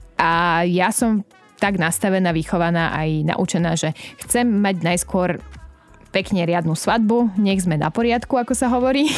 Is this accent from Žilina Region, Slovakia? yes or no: yes; Liptov, Žilina Region, Slovakia; now in Bratislava, Slovakia; bola som doma na Liptove